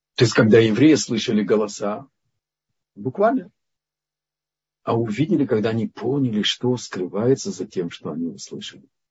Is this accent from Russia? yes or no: no; Lithuania; Я из Литвы